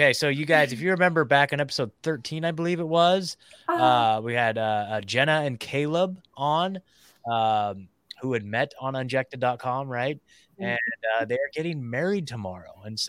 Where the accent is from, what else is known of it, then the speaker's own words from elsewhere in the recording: Oregon, United States; moved away as an adult; also born or lived in Eugene, Oregon; now in Tennessee, United States; I was born and raised in Oregon. I lived there my whole life and I was in Eugene for the last 10 years. And then, yeah, I split last year. I've been in Tennessee just a little bit over a year now.